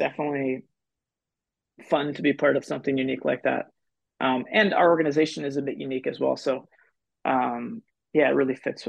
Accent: Philippines; Actually, I grew up in the Philippines, so one of my first memories was I remember going out right in front of our house outside of Manila

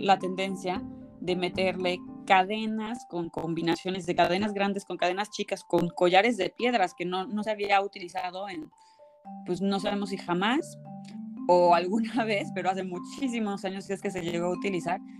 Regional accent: State of Mexico, Mexico; yo nací en la Ciudad de México, bueno, en el Estado de México exactamente

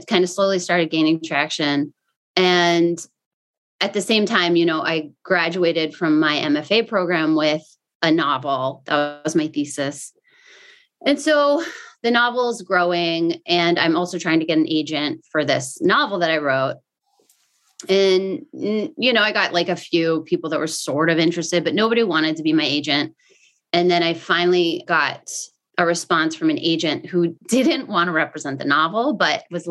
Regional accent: rural Pennsylvania, United States; moved away; also born or lived in Wilmington, North Carolina; I grew up in like rural Pennsylvania.

